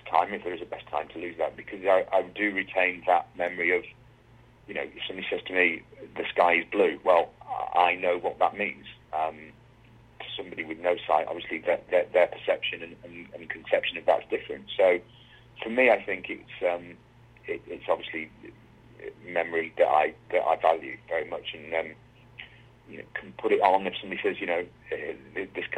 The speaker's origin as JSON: {"language": "English", "town": "Wigan", "region": "North West England", "country": "United Kingdom", "tie": "born or raised there", "said": "I grew up in a small mining town. It was a mining town originally called Wigan."}